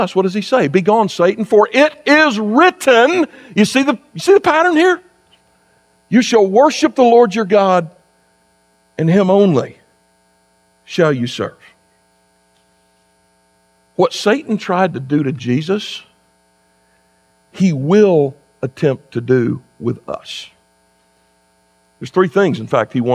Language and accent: English; South Carolina, United States; moved away as an adult; also born or lived in Kentucky; now in West Virginia, United States; I grew up in South Carolina.